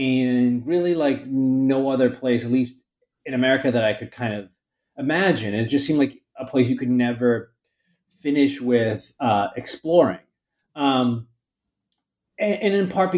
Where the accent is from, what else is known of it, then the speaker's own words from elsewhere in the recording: Baltimore, Maryland, United States; also born or lived in Philadelphia / California; now in New York, United States; But I grew up in Baltimore, Maryland, which is, I don't know, maybe 300 or so miles south of here.